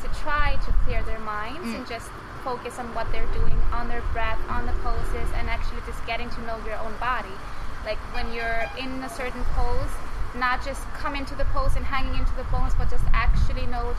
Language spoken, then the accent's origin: English; Iceland; now in Phuket, Thailand; I'm from Iceland, living currently in Phuket, Thailand.